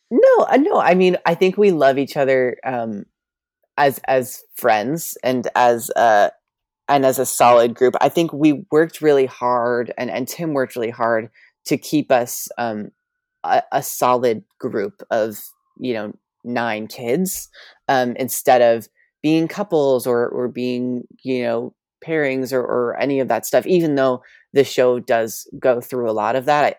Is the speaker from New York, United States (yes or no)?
yes; New York, United States; I grew up in New York